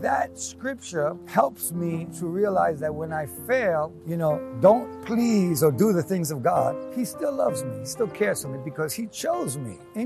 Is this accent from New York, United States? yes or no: yes; New York City, New York, United States; I grew up in New York, grew up in Queens